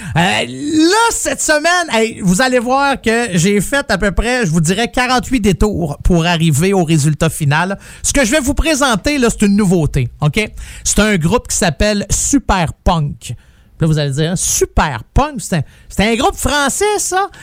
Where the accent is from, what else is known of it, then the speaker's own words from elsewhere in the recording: Quebec, Canada; now in Ontario, Canada; je suis un Québécois, je viens de là, mais depuis que je suis en Ontario